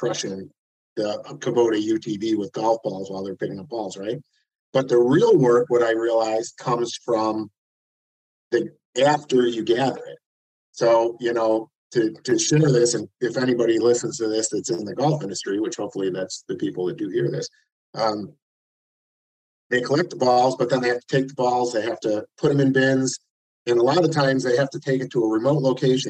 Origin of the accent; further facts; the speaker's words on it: United States; I'm an American